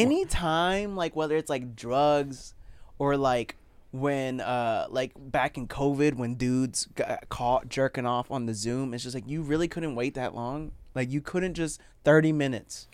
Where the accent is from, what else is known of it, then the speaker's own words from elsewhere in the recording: Florida, United States; moved away; also born or lived in Puerto Rico; I was born in Puerto Rico, but I only lived there till I was two, so I count Florida.